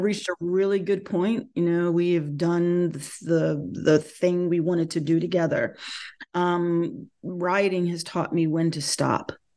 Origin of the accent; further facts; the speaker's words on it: North Carolina, United States; moved away; born and bred in North Carolina